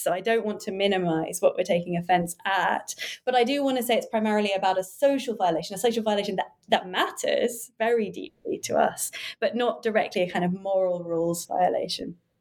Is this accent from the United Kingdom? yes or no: yes; United Kingdom; also born or lived in Cambridge; I was born near London and studied in Cambridge, and now I work in London